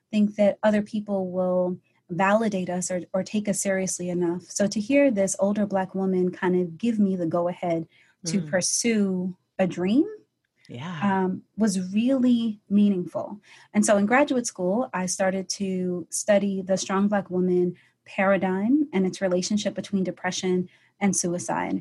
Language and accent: English; New York City, New York, United States; I am originally from Brooklyn, New York, and I kind of grew up in a family of kind of warrior women